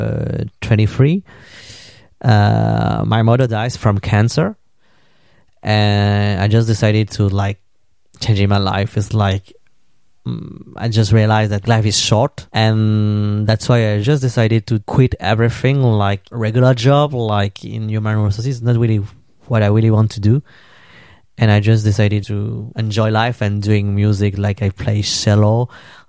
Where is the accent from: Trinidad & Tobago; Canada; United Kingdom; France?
France; I live in France, in Paris, and I come from France. And I also have some Vietnamese background.